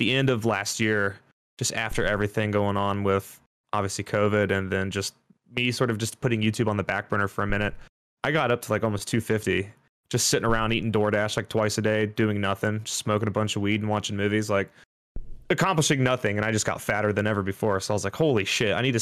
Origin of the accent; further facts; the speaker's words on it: Dayton, Ohio, United States; I was born in Dayton, Ohio. I pretty much grew up there till my early 20s.